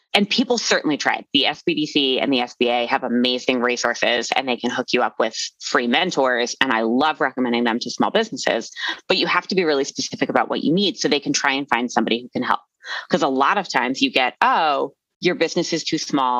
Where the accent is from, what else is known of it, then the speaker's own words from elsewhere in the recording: Philadelphia, Pennsylvania, United States; now in Arvada, United States; I am originally from Philadelphia and we are a blunt and kind of mean people